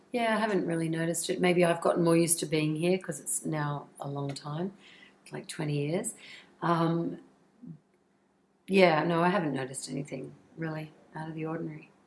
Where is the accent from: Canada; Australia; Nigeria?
Australia; accent: Australian; moved away as an adult; my australian accent